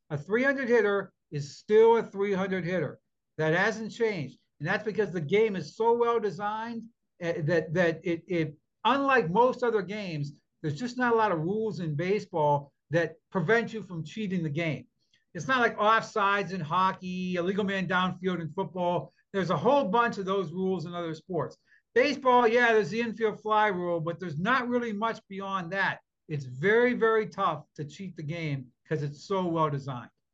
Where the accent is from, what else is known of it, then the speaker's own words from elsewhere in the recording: Youngstown, Ohio, United States; I grew up outside of Youngstown, Ohio, with the Vindicator.